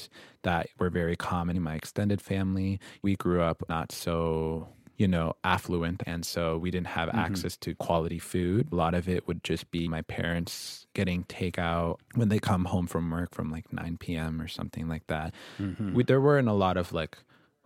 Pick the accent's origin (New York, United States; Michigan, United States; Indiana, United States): Michigan, United States; Ann Arbor; I was born in Ann Arbor. I'd say it was a really, really unique experience growing up.